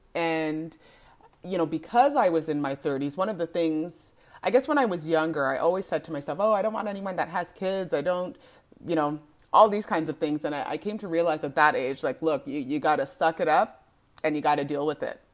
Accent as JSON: {"language": "English", "country": "Canada", "tie": "born or raised there", "said": "I am a born and raised Canadian"}